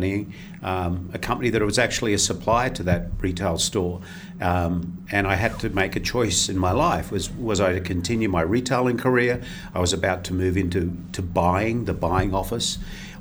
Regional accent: Sydney, New South Wales, Australia; I was born in Australia, grew up in a middle-class suburb called Five Dock, went to Des Moines Boys High School

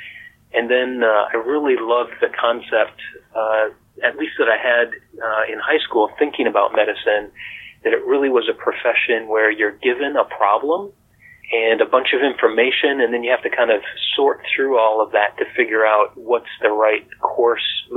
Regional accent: Montana, United States; moved away as an adult; also born or lived in Colorado; Growing up in Montana

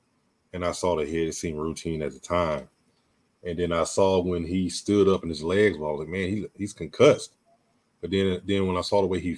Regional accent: the South, United States; I'm from the South. You know, we play football in the streets.

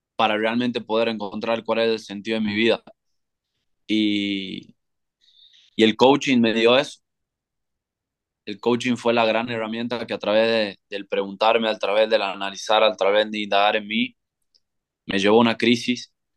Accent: Tucumán, Argentina; moved away as an adult; also born or lived in Tulum, Mexico / San Cristóbal de las Casas, Mexico; yo soy de Tucumán, Argentina, en el norte de Argentina

